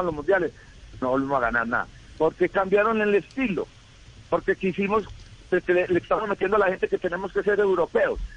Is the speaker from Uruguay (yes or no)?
no; Colombia